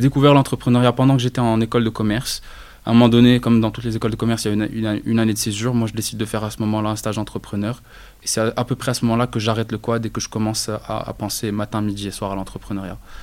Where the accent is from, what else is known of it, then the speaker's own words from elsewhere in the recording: Rabat, Rabat-Salé-Kénitra, Morocco; moved away; also born or lived in Casablanca; je suis né à Rabat, je suis un rebâti de souche.